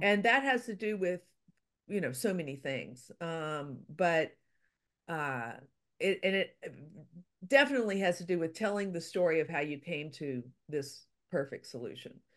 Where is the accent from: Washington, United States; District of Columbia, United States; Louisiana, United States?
Louisiana, United States; I'm from Louisiana